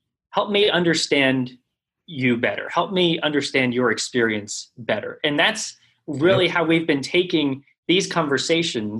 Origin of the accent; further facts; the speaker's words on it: South Orange County, California, United States; my experience in growing up in South Orange County